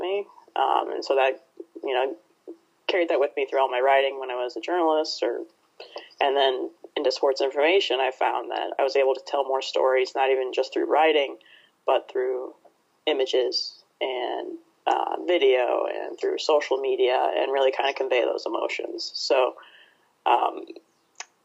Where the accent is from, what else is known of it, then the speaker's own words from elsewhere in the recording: Ohio, United States; also born or lived in Oregon; now in Chicago, United States; I'm from Ohio originally